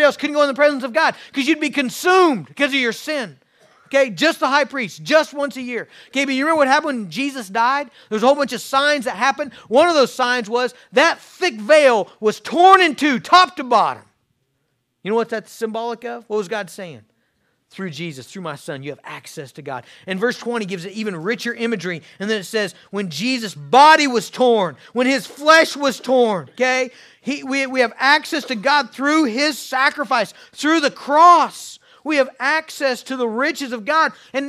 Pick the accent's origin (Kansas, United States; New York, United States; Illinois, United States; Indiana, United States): Kansas, United States; I grew up in Western Kansas on a farm miles from town.